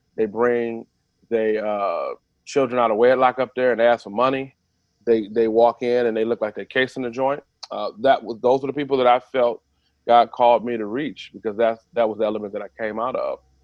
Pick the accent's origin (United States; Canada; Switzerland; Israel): United States; Detroit, Michigan; I grew up in I grew up in Detroit. Went to Detroit Public Schools.